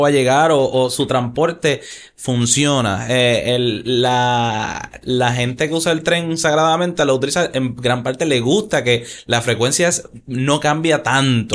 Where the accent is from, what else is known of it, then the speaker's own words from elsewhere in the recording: Puerto Rico; moved away; Cuando yo me mudé de Puerto Rico